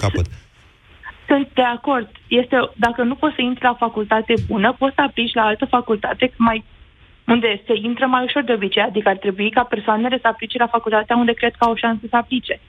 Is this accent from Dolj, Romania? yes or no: yes; Craiova, Dolj, Romania; eu sunt din Craiova